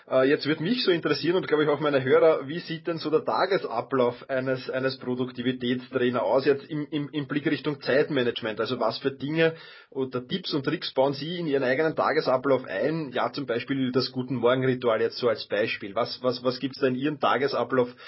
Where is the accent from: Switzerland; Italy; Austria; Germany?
Austria; Vienna; Ich bin Wiener.